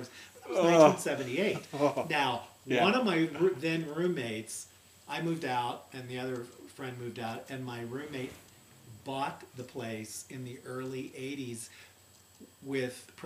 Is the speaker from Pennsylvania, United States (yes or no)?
no; Lisbon, Ohio, United States; moved away as an adult; also born or lived in New York City / Colorado; Growing up in Lisbon, Ohio, population 5,000, little white picket fence, Peyton Place kind of town.